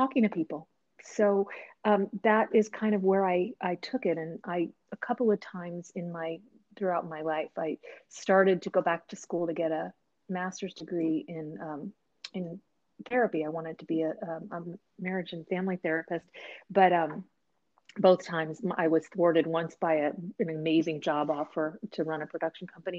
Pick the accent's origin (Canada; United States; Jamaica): United States; East Coast; moved away as an adult; now in Seattle, United States; I was an East Coaster and I was like a huge part of my identity.